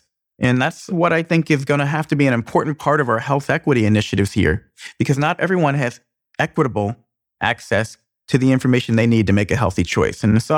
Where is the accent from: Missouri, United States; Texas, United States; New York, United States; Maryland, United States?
Maryland, United States; moved away as an adult; now in Indiana, United States; I grew up in mostly in Maryland, went to undergrad in Maryland, chased a girl who was from Indiana to Indiana. And I've been here for 25 years.